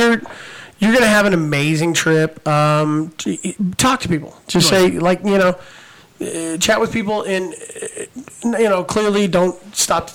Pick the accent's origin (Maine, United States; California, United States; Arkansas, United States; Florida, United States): California, United States; I'm from California